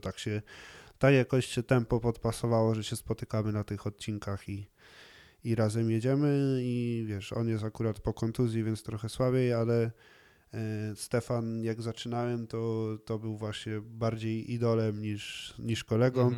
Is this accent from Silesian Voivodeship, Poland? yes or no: yes; Cieszyn, Silesian Voivodeship, Poland; przez to, że się wychowywałem w Cieszynie, to, to po czesku daję sobie radę